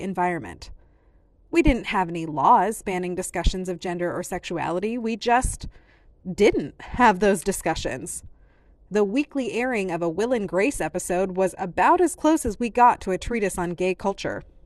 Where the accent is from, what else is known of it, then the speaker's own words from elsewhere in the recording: Iowa, United States; I grew up in Iowa